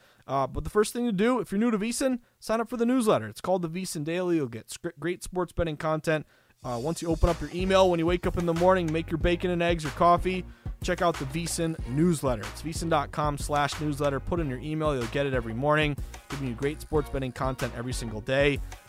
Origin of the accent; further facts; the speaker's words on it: Massachusetts, United States; I'm a Bruins fan, born and raised in Massachusetts. I live in Boston.